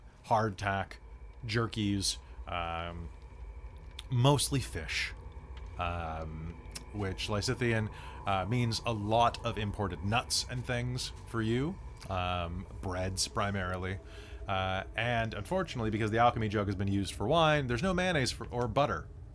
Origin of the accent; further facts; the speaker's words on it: United States; I'm American.